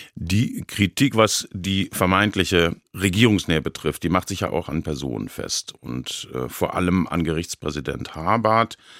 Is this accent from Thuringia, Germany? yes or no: no; Baden-Baden, Baden-Württemberg, Germany; in meiner Heimatstadt Baden-Baden